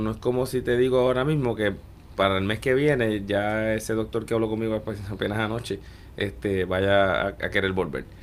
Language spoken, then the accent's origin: Spanish; Puerto Rico; moved away as an adult; also born or lived in Guadalajara, Mexico / New York, United States; muchos de los que volvemos, siempre el terruño es lo que nos trae